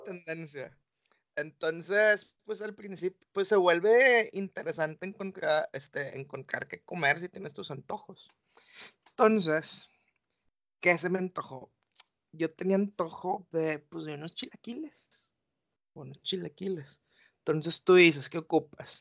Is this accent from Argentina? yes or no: no; Mexico; sí soy mexicano